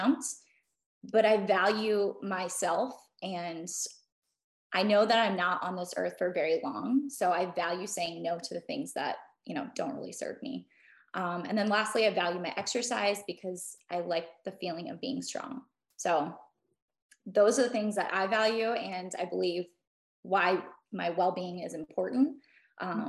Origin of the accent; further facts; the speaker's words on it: Midwest, United States; growing up in the Midwest